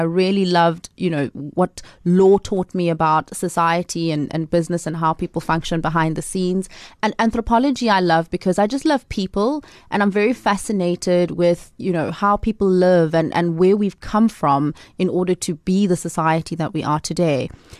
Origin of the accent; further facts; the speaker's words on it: Port Elizabeth, Eastern Cape, South Africa; also born or lived in Seven Fountains; I'm an Eastern Cape girl. I was born on a farm somewhere between here and what is now Makanda, a place called Seven Fountains, lodged in between the, you know, most iconic game reserves of the area. I grew up in Port Elizabeth.